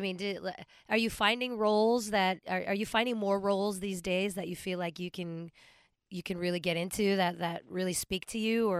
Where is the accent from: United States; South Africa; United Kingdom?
United States; Los Angeles, California; now in San Francisco, United States; I'm originally from West